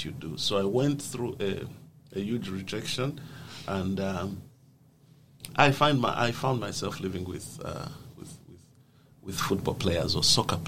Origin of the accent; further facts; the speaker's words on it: Zambia; I come from a country called Zambia. I was born in Zambia.